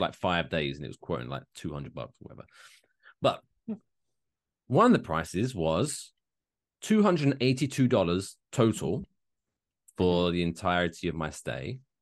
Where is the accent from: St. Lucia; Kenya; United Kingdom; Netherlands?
United Kingdom; I'm British